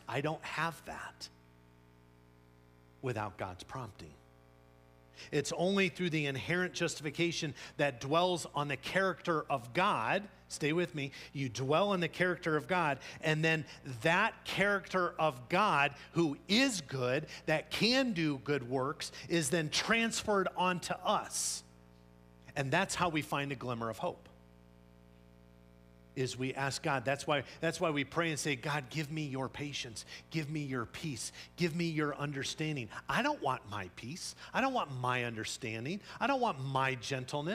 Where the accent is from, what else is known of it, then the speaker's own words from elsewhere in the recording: Scotland, United Kingdom; I'm Scottish